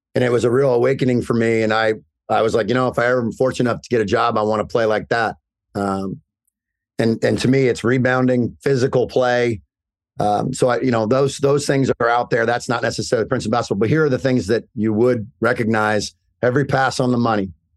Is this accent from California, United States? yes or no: no; Indiana, United States; now in New Jersey, United States; I'm from Indiana